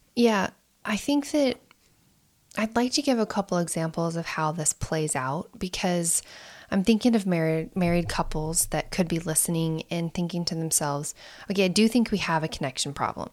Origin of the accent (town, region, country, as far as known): United States